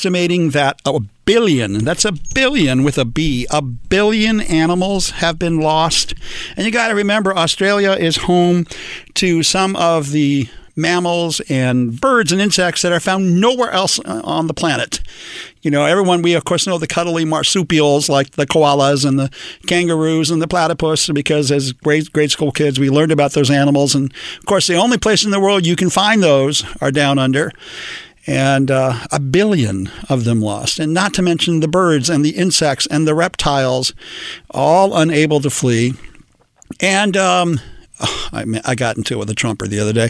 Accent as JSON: {"language": "English", "town": "Los Angeles", "region": "California", "country": "United States", "tie": "born or raised there", "said": "I am an old-fashioned Mexican-American in Los Angeles. I was born and raised here"}